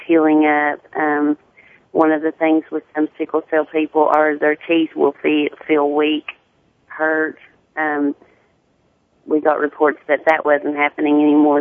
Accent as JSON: {"language": "English", "region": "Tennessee", "country": "United States", "accent": "deep southern"}